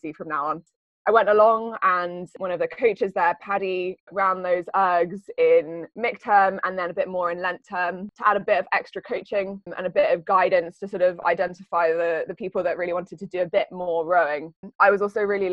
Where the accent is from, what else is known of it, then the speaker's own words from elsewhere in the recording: Cambridge, East of England, United Kingdom; moved away as an adult; So I grew up in Cambridge. I've lived in Cambridge all my life up until the last few years